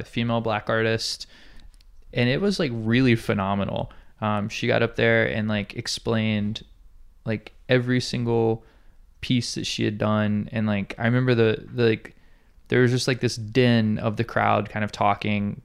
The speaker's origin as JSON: {"language": "English", "town": "Montgomery", "region": "Alabama", "country": "United States", "moved": "yes", "lives_now": "Hawaii, United States", "said": "I moved to here from Alabama"}